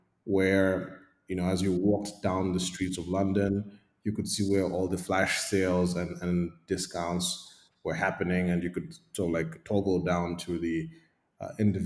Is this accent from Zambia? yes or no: yes; Zambia; also born or lived in Eswatini / United Kingdom; I was born in Zambia. I lived a significant part of my life here. I went to primary and nursery school here